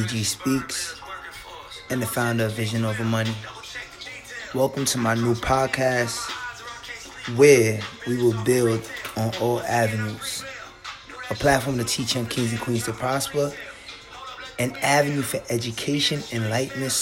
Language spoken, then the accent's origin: English; New York City, New York, United States; I was born and raised in the South Bronx to West African parents.